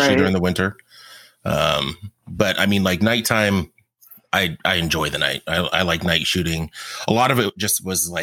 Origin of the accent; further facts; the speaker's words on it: Tacoma, Washington, United States; I grew up on Hilltop